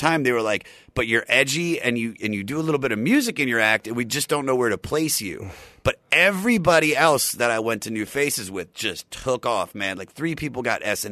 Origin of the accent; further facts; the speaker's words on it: Maryland, United States; now in Los Angeles, United States; I'm from Maryland. I grew up in like a musical household